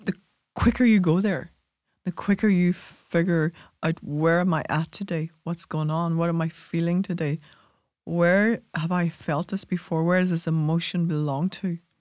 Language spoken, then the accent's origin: English; Ireland; we inherited that as Irish people